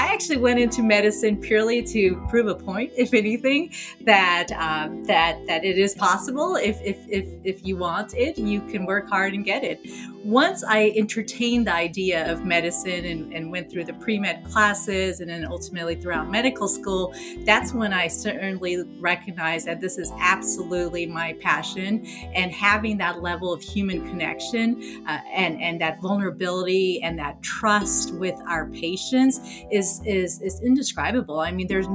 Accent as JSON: {"language": "English", "country": "Afghanistan", "moved": "yes", "said": "I'm originally from Afghanistan"}